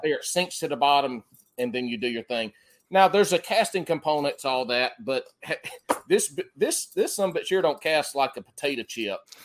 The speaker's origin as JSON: {"language": "English", "region": "South Carolina", "country": "United States", "tie": "born or raised there", "accent": "country", "moved": "yes", "lives_now": "North Carolina, United States", "said": "growing up in South Carolina"}